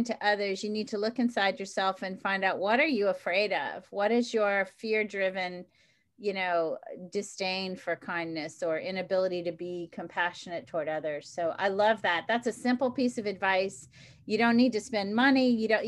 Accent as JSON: {"language": "English", "town": "New Orleans", "region": "Louisiana", "country": "United States", "also_born_or_lived": "Boston, Massachusetts / Scituate, Massachusetts / Cohasset, Massachusetts", "moved": "as an adult", "said": "having come from New Orleans and from Louisiana, moving to Boston"}